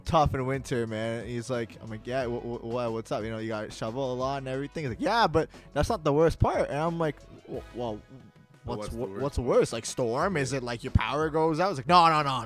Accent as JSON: {"language": "English", "town": "Toronto", "region": "Ontario", "country": "Canada", "said": "we're from Ontario, right? Like Toronto"}